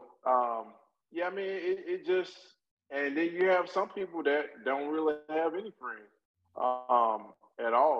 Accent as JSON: {"language": "English", "town": "Macon", "region": "Georgia", "country": "United States", "moved": "yes", "said": "we're from Macon"}